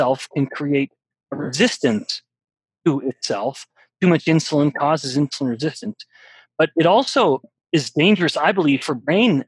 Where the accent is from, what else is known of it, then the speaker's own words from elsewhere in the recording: Canada; I'm from Canada